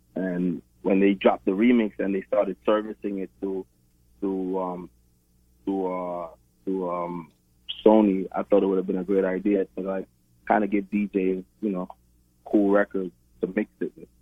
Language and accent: English; Brooklyn, New York, United States; I was born and raised in Brooklyn, New York